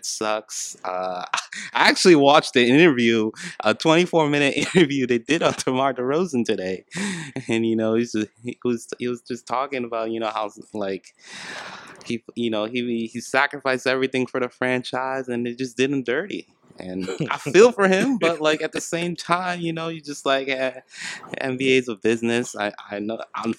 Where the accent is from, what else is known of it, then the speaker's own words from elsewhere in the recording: Montreal, Quebec, Canada; I'm from Montreal.